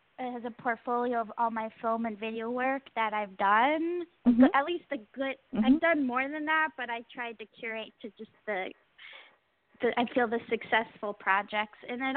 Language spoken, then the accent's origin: English; New York, United States; I'm New York based. I'm from New York, and I went to Williams College. And ever since I graduated, I've been doing film and video work in New York, and acting in New York.